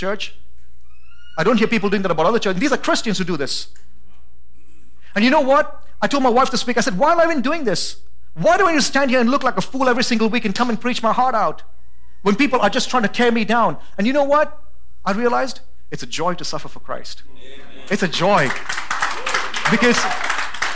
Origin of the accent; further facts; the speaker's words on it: United States; I am American